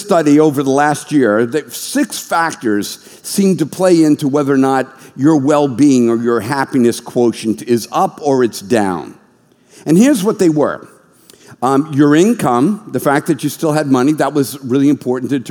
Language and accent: English; United States